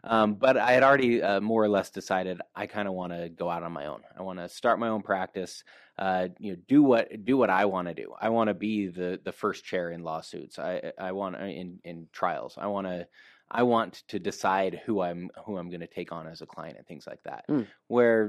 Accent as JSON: {"language": "English", "region": "Utah", "country": "United States", "tie": "born or raised there", "said": "Okay, well, I grew up here in Utah for the most part. I spent a little bit of time outside of Utah"}